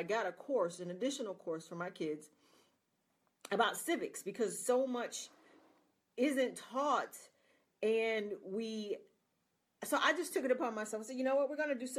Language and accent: English; United States